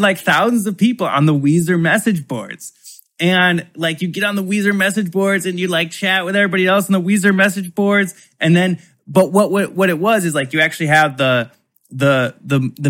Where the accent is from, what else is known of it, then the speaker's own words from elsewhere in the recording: Michigan, United States; I'm from Michigan